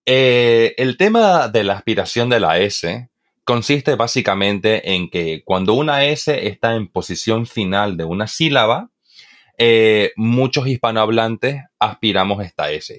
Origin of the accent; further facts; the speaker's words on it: eastern Bolivia, Bolivia; Yo, por ejemplo, que soy de Bolivia, Bolivia, eh, en, el oriente boliviano, es de donde yo soy